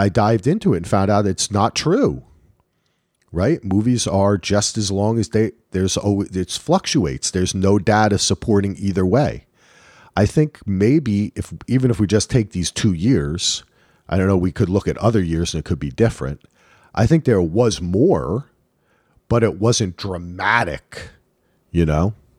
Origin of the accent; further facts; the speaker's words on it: Northern New Jersey, United States; I grew up in Northern New Jersey